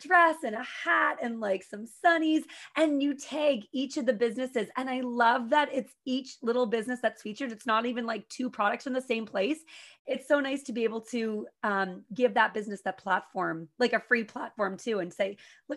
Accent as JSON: {"language": "English", "town": "Pembroke", "region": "Ontario", "country": "Canada", "said": "I'm from the Petawawa Pembroke area"}